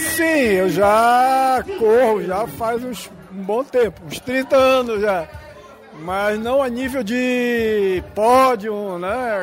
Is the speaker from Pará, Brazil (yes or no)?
yes; Belém, Pará, Brazil; also born or lived in Macapá, Amapá; now in Bom Jardim da Serra, Brazil; eu sou de Belém do Pará, morei muito tempo em Macapá